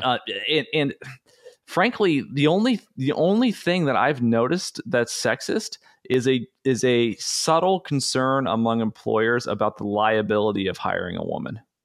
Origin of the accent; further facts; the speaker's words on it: United States; growing up in the United States in public education